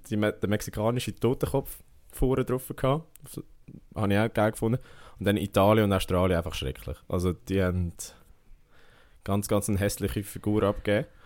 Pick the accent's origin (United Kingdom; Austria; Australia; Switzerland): Switzerland; wir sind Schweizer